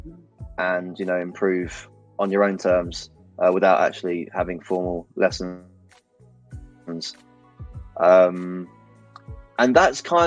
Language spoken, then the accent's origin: English; London, United Kingdom; I'm born and raised in London to an Irish family